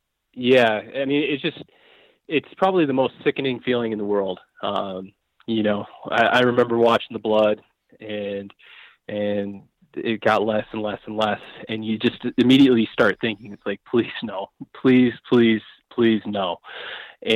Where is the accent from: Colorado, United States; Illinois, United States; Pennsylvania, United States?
Colorado, United States; kind of the unit I grew up hunting in Colorado here and cutting my teeth on it.